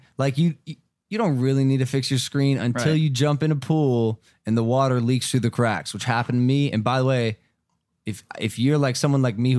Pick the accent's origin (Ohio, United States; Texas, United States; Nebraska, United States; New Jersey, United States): Ohio, United States; Westlake; I'm from Ohio too.